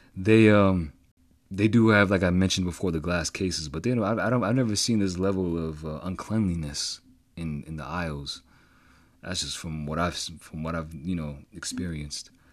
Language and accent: English; Boston, Massachusetts, United States; I'm from Greater Boston, Boston area.